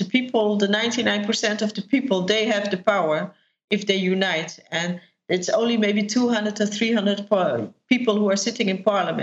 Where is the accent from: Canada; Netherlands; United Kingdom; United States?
Netherlands; I'm from the Netherlands